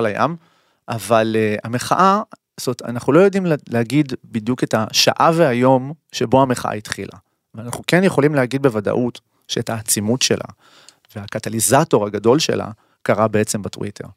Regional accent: Israel; אנחנו כישראלים

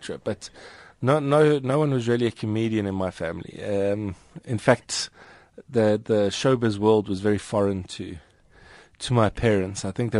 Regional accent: Johannesburg, Gauteng, South Africa; I'm Joburg born and bred. So I've lived here my entire life, mostly around the Randburg area.

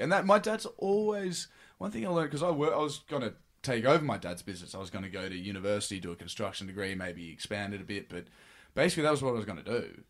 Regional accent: Sydney, New South Wales, Australia; moved away as an adult; now in Los Angeles, United States; I was born in Freshwater, in Manly Hospital, and grew up in Freshwater

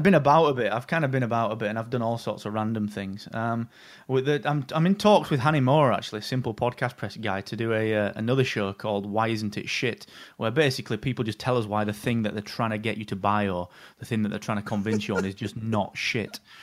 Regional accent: England, United Kingdom; I am really English

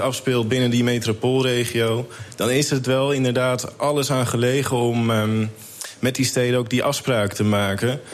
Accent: Amsterdam, North Holland, Netherlands; now in Almere, Netherlands; Ik ben een geboren Amsterdammer

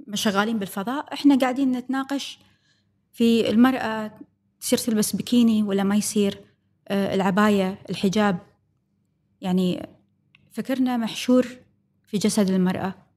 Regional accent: Kuwait; عندنا بالكويت

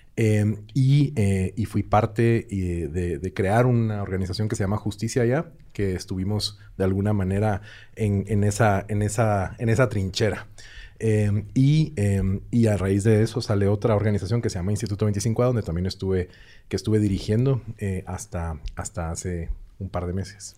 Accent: Guatemala City, Guatemala Department, Guatemala; moved away as an adult; now in Mexico City, Mexico; yo también soy de Guatemala, específicamente de la ciudad de Guatemala, y tengo año y medio de vivir en la Ciudad de México

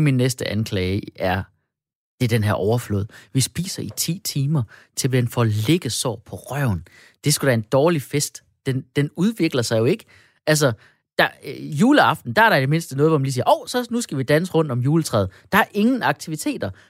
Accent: Denmark; vi danskere

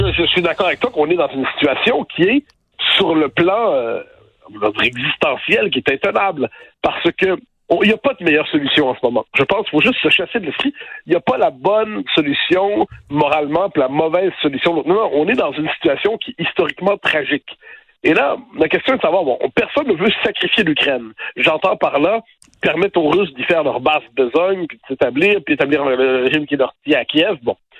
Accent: Quebec, Canada; now in France

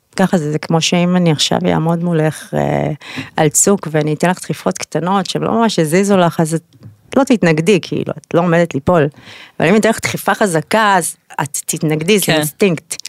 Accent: Israel; also born or lived in United States; אני אוהבת את ישראל, זה הבית שלי, אני יהודייה גאה

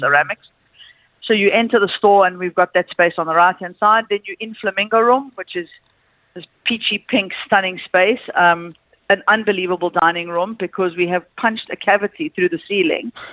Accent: South Africa; I'm from South Africa.

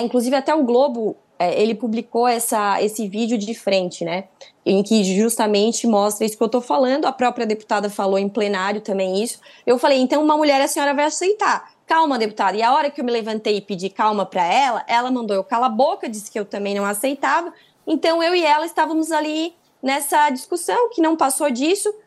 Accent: Santa Catarina, Brazil; Agora eu sou de Santa Catarina, né? Eu sou de Santa Catarina

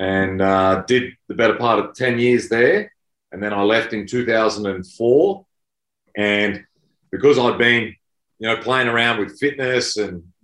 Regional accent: Queensland, Australia; moved away as an adult; also born or lived in New South Wales; I grew up in Queensland.

